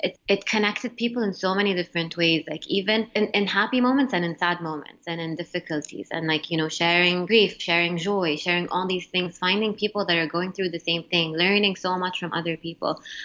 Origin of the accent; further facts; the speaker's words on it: Jeddah, Makkah Province, Saudi Arabia; moved away as an adult; also born or lived in Montreal, Canada / Mecca, Saudi Arabia; now in United States; in Saudi, my middle school, high school, and college